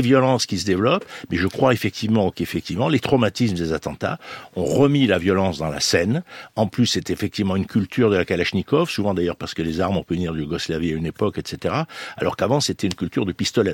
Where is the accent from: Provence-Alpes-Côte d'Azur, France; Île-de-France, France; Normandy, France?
Provence-Alpes-Côte d'Azur, France; Marseille; je suis Marseillais